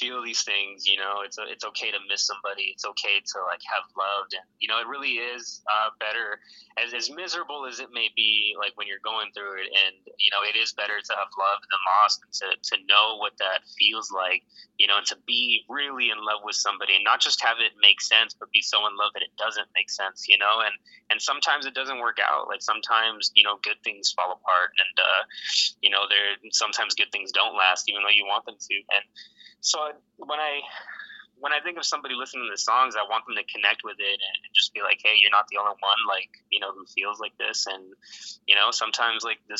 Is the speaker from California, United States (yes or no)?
yes; Los Angeles, California, United States; moved away as an adult; also born or lived in Alaska; now in Fayetteville, United States; I grew up in Los Angeles